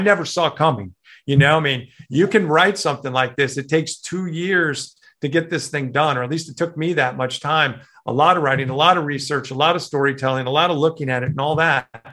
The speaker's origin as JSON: {"language": "English", "town": "Chicago", "region": "Illinois", "country": "United States", "tie": "born or raised there", "moved": "yes", "said": "growing up in Chicago"}